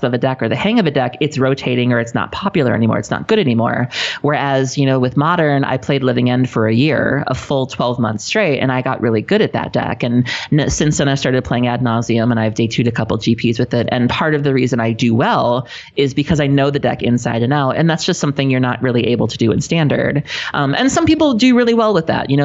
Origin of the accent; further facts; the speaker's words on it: South Milwaukee, Wisconsin, United States; I was raised in a city called South Milwaukee, which is actually the name of it.